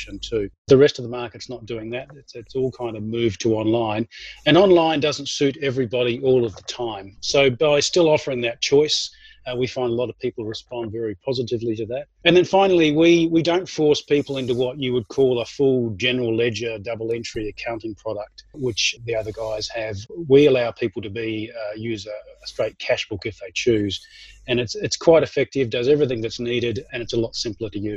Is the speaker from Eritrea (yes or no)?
no; Australia; moved away as an adult; now in Auckland, New Zealand; And I may be an Aussie, but I need to let you know that I'm also a Kiwi. So I've been here for 20 years now